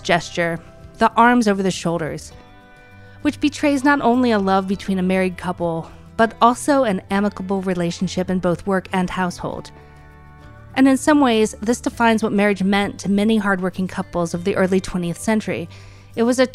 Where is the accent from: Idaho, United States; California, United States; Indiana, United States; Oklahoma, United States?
Indiana, United States; Huntington; I grew up in Huntington